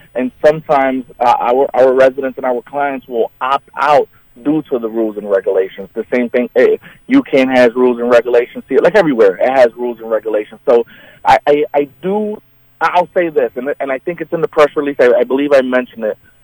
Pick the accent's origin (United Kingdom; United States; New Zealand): United States; New York City, New York; now in Chautauqua County, United States; I'm originally from New York City